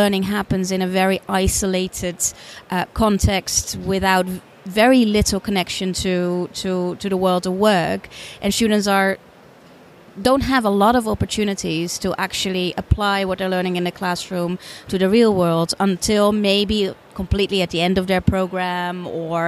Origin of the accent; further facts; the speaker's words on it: Netherlands; moved away as an adult; also born or lived in United States; now in United Kingdom; I'm originally from the Netherlands, lived in the UK for 15 years